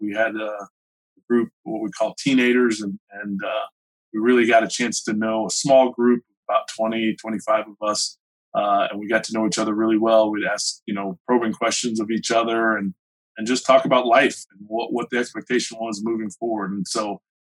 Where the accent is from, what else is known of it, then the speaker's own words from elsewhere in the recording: Gainesville, United States; Growing up in Gainesville, I had a good group of friends.